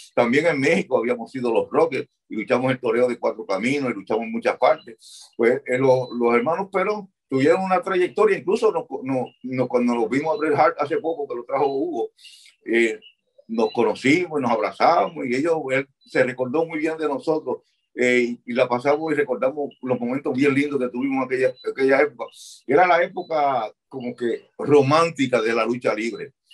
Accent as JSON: {"language": "Spanish", "country": "Puerto Rico", "tie": "born or raised there", "also_born_or_lived": "Chicago, Illinois, United States", "said": "cuando nos criamos en Chicago"}